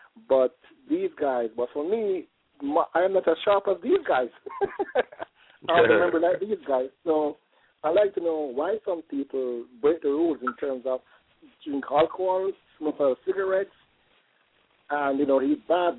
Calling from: South Florida, United States; I'm calling from South Florida.

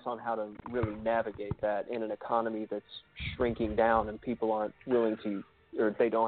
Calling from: Oklahoma City, Oklahoma, United States; I'm calling from Oklahoma City.

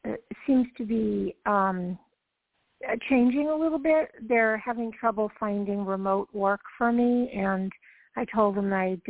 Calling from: Georgia, United States; From Georgia.

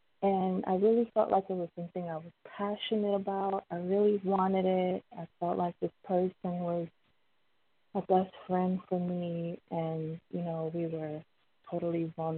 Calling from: Miami, Florida, United States; I'm calling from Miami.

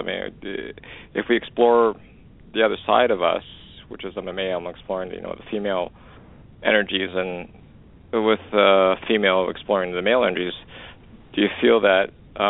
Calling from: Canada; Actually, I'm calling from Canada.

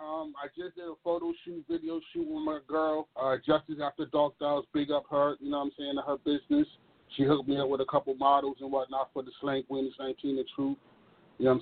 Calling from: Baltimore, Maryland, United States; I'm calling from Eastside, Zone 18, Baltimore, Maryland.

